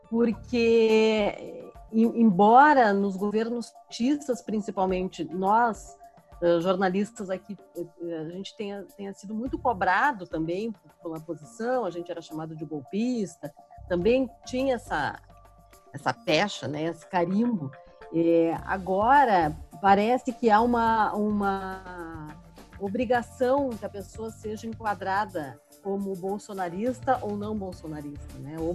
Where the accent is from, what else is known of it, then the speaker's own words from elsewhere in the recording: Porto Alegre, Rio Grande do Sul, Brazil; now in Brasília, Brazil; eu tô aqui há 20 anos. Então, eu cheguei em Brasília, vim de Porto Alegre, é, no final do governo Fernando Henrique.